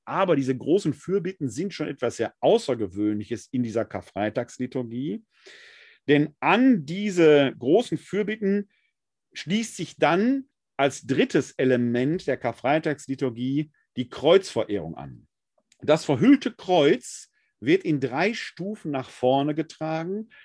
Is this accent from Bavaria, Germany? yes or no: no; Essen, North Rhine-Westphalia, Germany; in meiner Heimatgemeinde St. Clemens Maria Hofbau in Essen-Altendorf war es für uns als Jugendliche